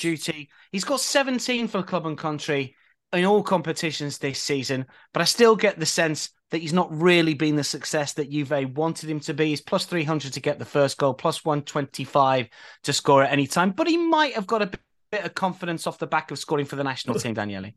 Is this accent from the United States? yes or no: no; England, United Kingdom; I'm English.